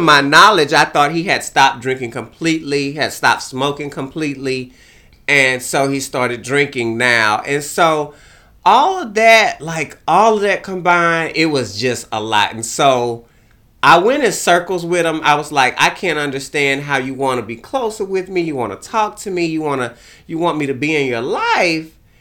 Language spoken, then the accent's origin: English; Beaumont, Texas, United States; moved away; I kinda rode around Beaumont, looked at my hometown